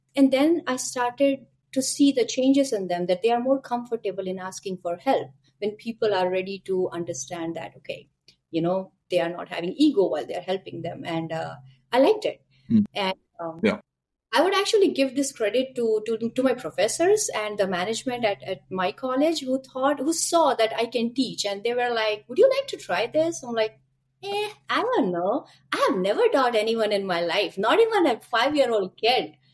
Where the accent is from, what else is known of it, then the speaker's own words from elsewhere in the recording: India; moved away as an adult; now in Canada; I am born and brought up in India, and I moved to Canada a couple of years back, maybe six, seven